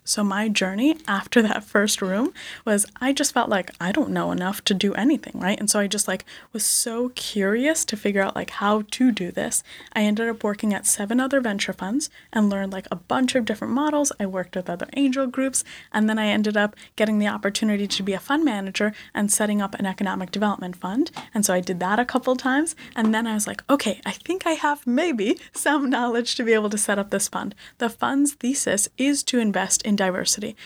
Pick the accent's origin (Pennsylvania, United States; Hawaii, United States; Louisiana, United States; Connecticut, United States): Connecticut, United States; also born or lived in India / Bronx, New York; we moved to Connecticut